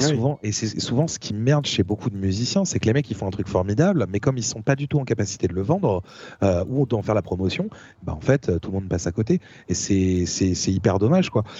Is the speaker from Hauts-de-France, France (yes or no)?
no; Essonne, Île-de-France, France; là où j'ai grandi, euh, dans le quatre-vingt-onze